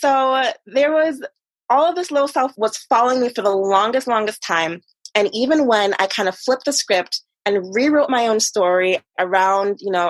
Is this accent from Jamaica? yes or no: yes; Jamaica; moved away; even back in Jamaica, there was like a certain class system